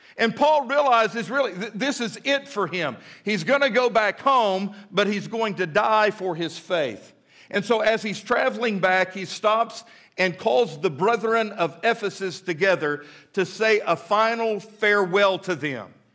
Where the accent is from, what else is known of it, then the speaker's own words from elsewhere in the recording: United States; I am an American through and through